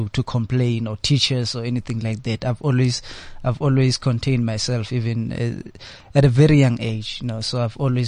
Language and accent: English; North West, South Africa; being born and raised in the Northwest